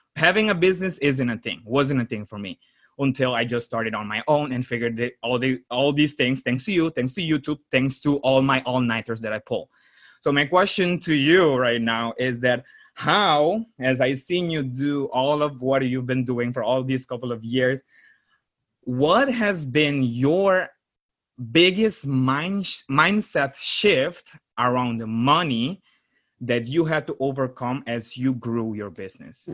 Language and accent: English; Aruba; moved away as an adult; now in Netherlands; I was born in Aruba, raised there, and uh, four years uh, um, in 2016 i moved to the netherlands to pursue my business degree